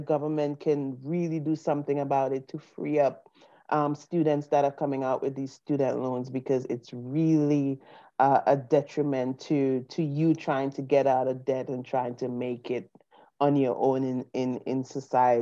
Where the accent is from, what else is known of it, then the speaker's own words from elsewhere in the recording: St. Vincent & Grenadines; moved away as an adult; now in United States; coming from the Caribbean, coming from St. Vincent and Grenadines, I came to the U.S. on a student visa to study